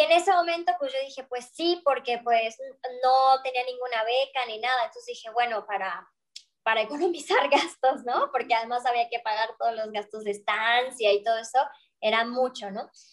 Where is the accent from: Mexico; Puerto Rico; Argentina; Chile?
Mexico; moved away as an adult; also born or lived in Barcelona, Spain; yo soy de México